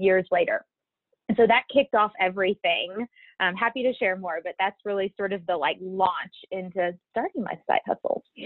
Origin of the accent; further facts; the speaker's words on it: Baton Rouge, Louisiana, United States; moved away; I'm originally from Baton Rouge, Louisiana. I was born and raised there.